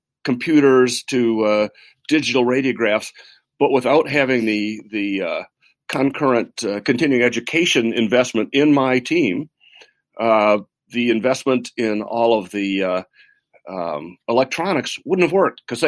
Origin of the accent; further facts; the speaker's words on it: Midland, Michigan, United States; I grew up in Midland, Michigan